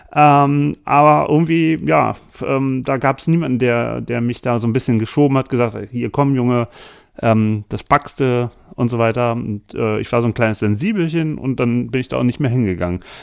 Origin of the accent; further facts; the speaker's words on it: Berlin, Germany; als Berliner Vegetarier